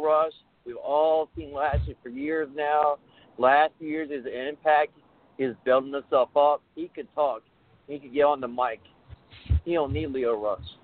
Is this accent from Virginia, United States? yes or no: yes; Richmond, Virginia, United States; I'm from Richmond, Virginia